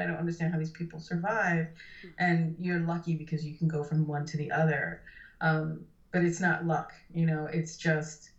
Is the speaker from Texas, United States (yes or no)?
no; New York City, New York, United States; moved away; I grew up primarily in Brooklyn, New York